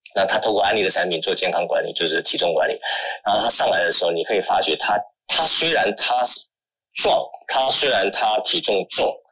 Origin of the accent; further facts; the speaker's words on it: Taiwan; accent: southern accent; 我还是属于南方口音哦， 但是我以一般的我们台湾， 台湾的人来讲